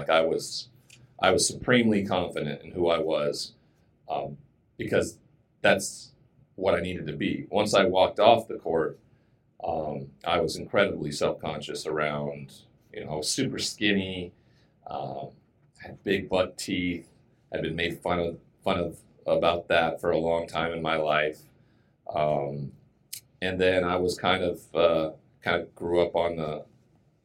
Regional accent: Montana, United States; moved away as an adult; I grew up in Montana where there's this just amazing cowboy culture

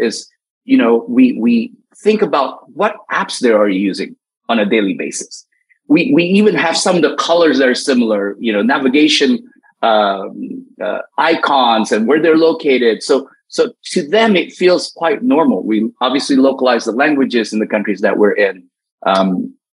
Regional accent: United States; as an American

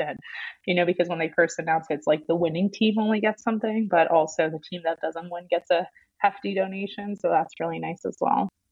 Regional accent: New York City, New York, United States; now in Atlanta, United States; I'm from New York, like Barstow's Queens.

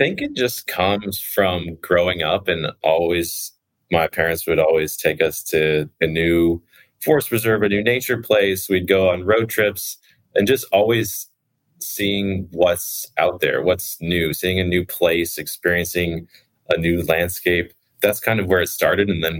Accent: Chicago, Illinois, United States; moved away as an adult; now in Pacific Northwest, United States; I grew up in the Midwest in Chicago

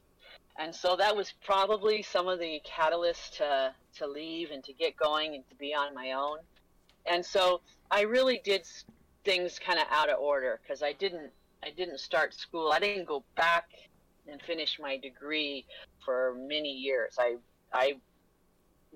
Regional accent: Los Angeles, California, United States; moved away as an adult; also born or lived in St. Paul, Minnesota; now in Minnesota, United States; I was born in Los Angeles, California

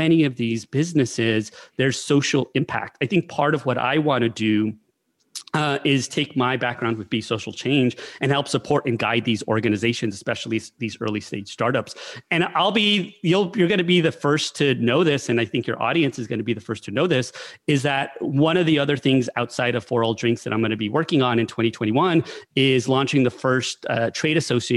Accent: New Mexico, United States; I'm from New Mexico

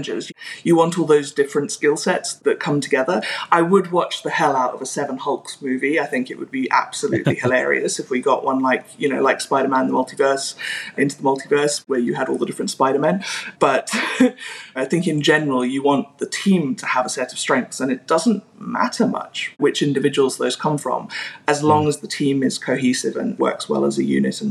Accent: South Africa; I grew up in South Africa

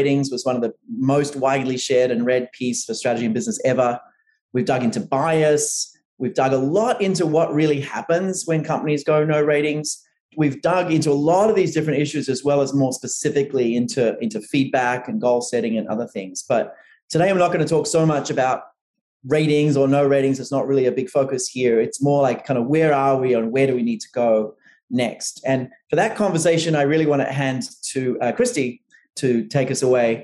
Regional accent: Australia; moved away as an adult; now in New York, United States; as an Australian who moved to New York

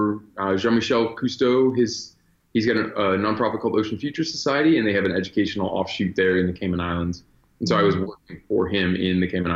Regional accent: Virginia, United States; born there; So, I was born in Virginia and my family moved around a bit. We traveled quite a bit growing up.

